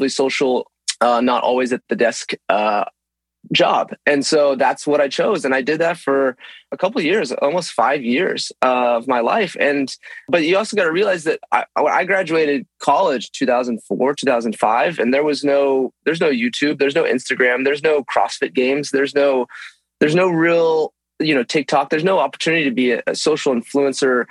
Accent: Texas, United States; now in Los Angeles, United States; growing up in Texas

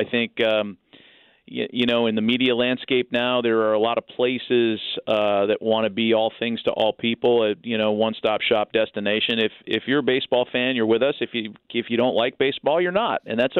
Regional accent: California, United States; I'm from California.

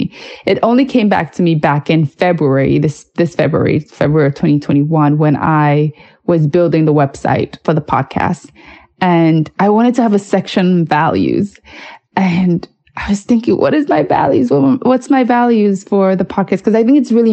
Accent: New York City, New York, United States; growing up in New York City

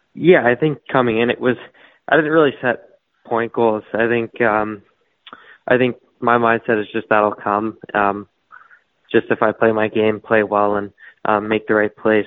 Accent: Toronto, Ontario, Canada; I'm from Toronto, Ontario. I've lived there my whole life

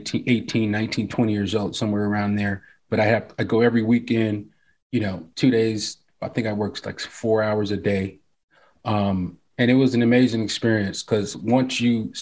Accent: Los Angeles, California, United States; View Park where I grew up, and then you have South Central and Crenshaw

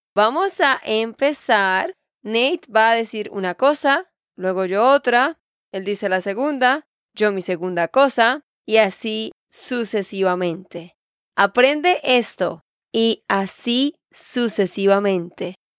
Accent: Santander, Colombia; moved away as an adult; now in United States; de Santander, Colombia

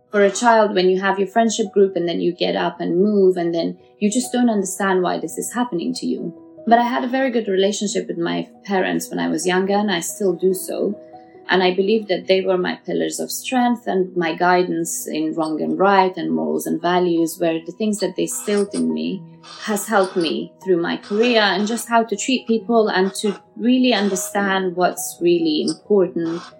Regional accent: Uzbekistan; born there; So I was born in Russia, Uzbekistan to be precise, but at that time it was part of the USSR and counted as Russia. And um, then we tried to go back to Afghanistan.

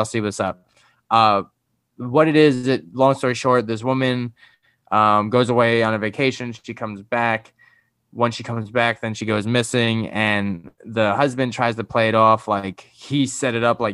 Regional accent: New York, United States; I'm from New York

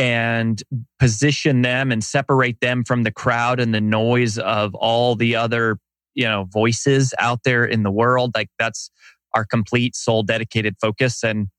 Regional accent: Colorado, United States; moved away as an adult; also born or lived in Boulder, Colorado / Frederick, Colorado / Denver, Colorado; now in Nashville, United States; Technically, I was born in a trailer park in Boulder, Colorado. I went to high school in a small town called Frederick, Colorado. Then I went to the University of Denver.

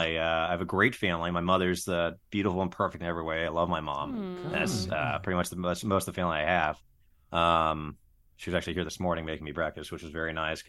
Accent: Berkeley, California, United States; also born or lived in San Luis Obispo, California / Lake Tahoe; now in Chico, United States; I grew up in Berkeley, California. I've not been back since, but I went to school in San Luis Obispo, and then I moved up to Lake Tahoe for a couple of years.

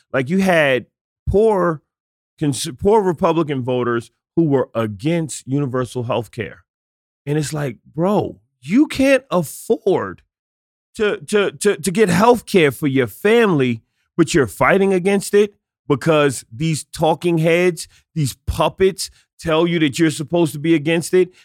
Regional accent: New York City, New York, United States; I'm a kid from the South Bronx

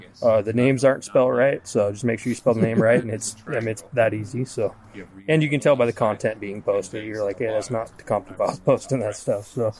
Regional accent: Tacoma, Washington, United States; born or raised there

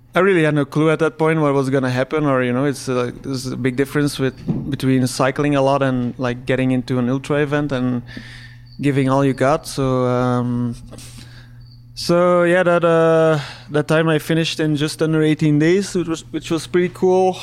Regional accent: Belgium; English is a second language; I'm from Belgium, uh, working as a full-time bike mechanic there.

